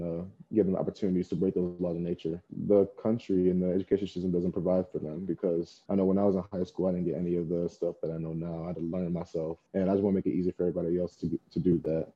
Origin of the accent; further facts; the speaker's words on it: Plainfield, Illinois, United States; I'm from Plainfield, Illinois, and I came to ISU in 2017